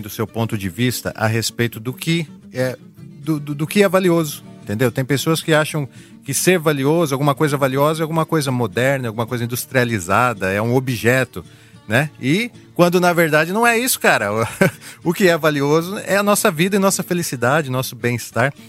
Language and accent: Portuguese; Novo Horizonte, São Paulo, Brazil; accent: caipira; eu sou do interior de São Paulo e aqui a gente puxa muito o R no porta, né?